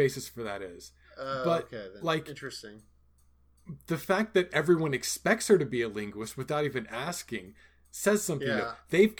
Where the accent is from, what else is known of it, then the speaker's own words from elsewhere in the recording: Georgia, United States; I'm from Georgia.